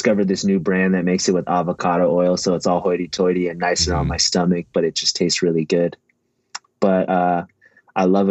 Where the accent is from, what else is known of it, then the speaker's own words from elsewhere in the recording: California, United States; being a Californian